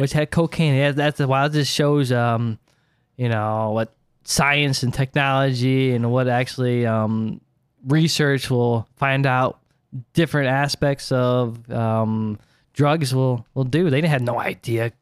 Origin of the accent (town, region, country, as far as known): Ohio, United States